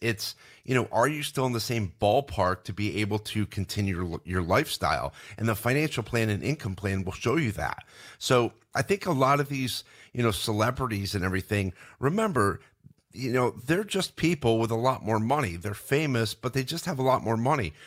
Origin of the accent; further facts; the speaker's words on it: Binghamton, New York, United States; we grew up in Binghamton, New York